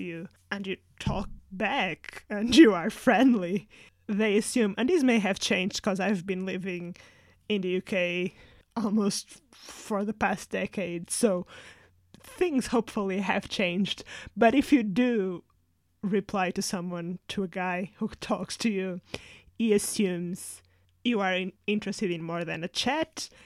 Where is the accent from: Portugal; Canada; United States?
Portugal; moved away as an adult; now in United Kingdom; growing up in Portugal